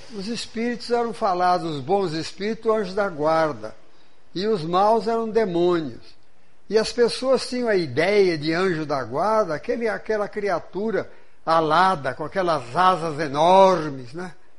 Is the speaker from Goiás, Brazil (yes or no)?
no; interior of São Paulo state, Brazil; now in Juiz de Fora, Brazil; Mas eu estudei num colégio protestante, irmão do Grambi daqui de Juiz de Fora, lá no interior do estado de São Paulo.